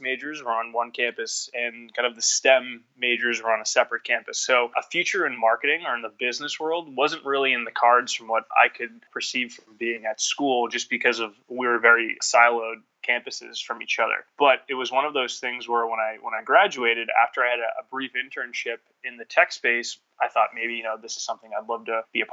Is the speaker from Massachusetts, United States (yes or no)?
yes; Lowell, Massachusetts, United States; I'm from a town or a city, rather, just north of Boston called Lowell